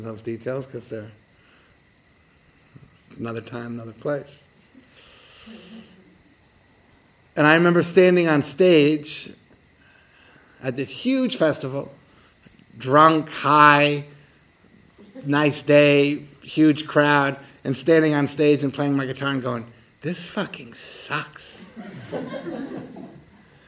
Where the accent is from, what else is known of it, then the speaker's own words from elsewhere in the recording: United States; I'm from America